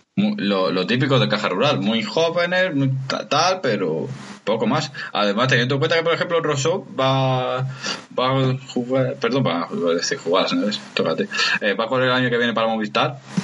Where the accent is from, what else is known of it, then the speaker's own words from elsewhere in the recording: Granada area, Andalusia, Spain; por la carretera de la sierra, la, la antigua, que pasa por mi pueblo